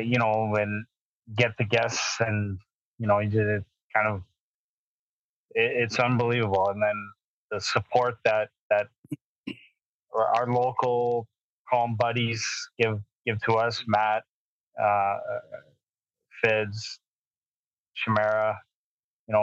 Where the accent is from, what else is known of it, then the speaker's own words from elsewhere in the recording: Alberta, Canada; growing up in Alberta and watching the Battle of Alberta as a 10, 11, 12, 13-year-old